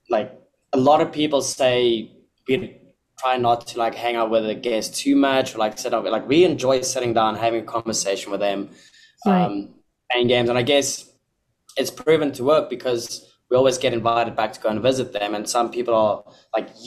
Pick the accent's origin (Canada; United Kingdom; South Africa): South Africa; now in Bahamas